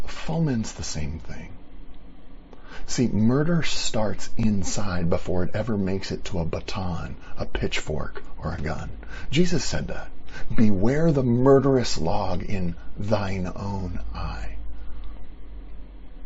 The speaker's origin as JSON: {"language": "English", "country": "United States", "said": "here in America as an American"}